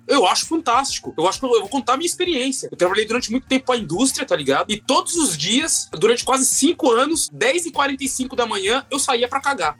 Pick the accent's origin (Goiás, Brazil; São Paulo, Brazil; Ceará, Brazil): São Paulo, Brazil; Osasco; Sou de Osasco, mano. Sou de Osasco.